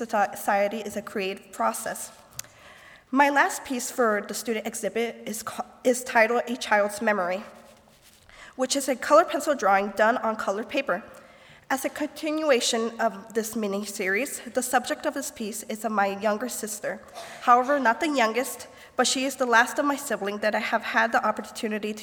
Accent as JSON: {"language": "English", "town": "Goshen", "region": "Indiana", "country": "United States", "said": "I am from Goshen, Indiana"}